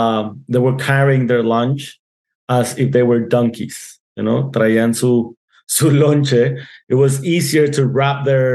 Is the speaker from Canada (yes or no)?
no; Ciudad Juarez, Chihuahua, Mexico; also born or lived in El Paso; that's my hometown. I was born here 36 years ago. And I'm not sure if I can call myself a Juarense because I go back and forth